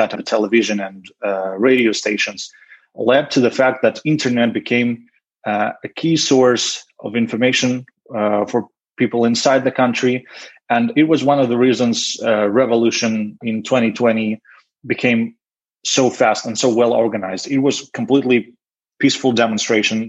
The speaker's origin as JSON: {"language": "English", "country": "Belarus", "tie": "born or raised there", "said": "I was born in Belarus in 1989, and Lukashenko became the president when I was yet in the kindergarten."}